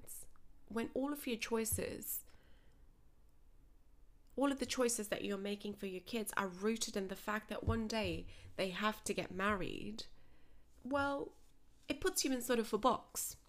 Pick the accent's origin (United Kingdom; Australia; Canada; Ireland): Australia; also born or lived in Punjab, India; I was born in Punjab, raised in Australia, in a traditional Punjabi Sikh family.